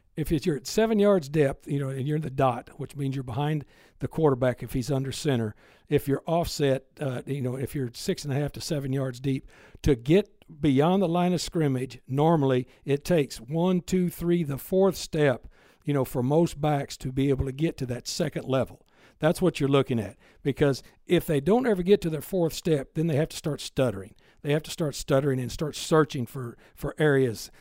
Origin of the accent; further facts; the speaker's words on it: Texas, United States; I was growing up in Texas